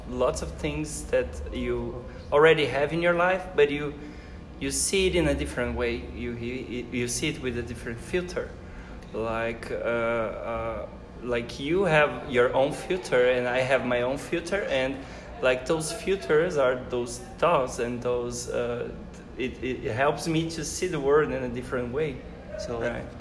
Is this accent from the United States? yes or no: no; Brazil; also born or lived in Canada; I am a Brazilian and I am professor here in, at Univali